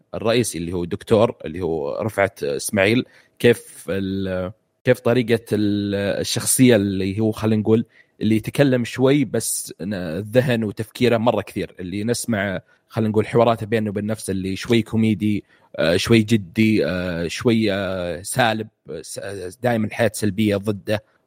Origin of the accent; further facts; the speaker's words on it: Saudi Arabia; وانا سعودي